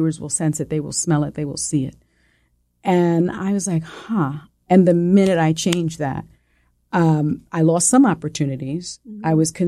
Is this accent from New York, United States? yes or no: yes; New York City, New York, United States; accent: Puerto Rican; first language es; I'm a kid from the South Bronx. And I have a little bit of a, you know, Spanish is my first language. So I had a little bit of like a Puerto Rican, like a little, you know, twang